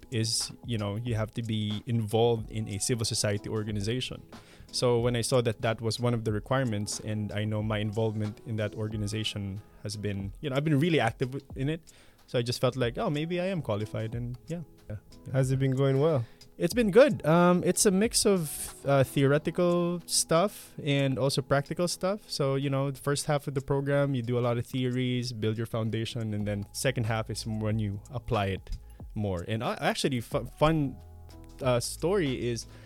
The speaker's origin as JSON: {"language": "English", "country": "Philippines", "moved": "as an adult", "lives_now": "Malmö, Sweden", "said": "from the Philippines, and I'm here in Malmo University studying my master's in leadership for sustainability."}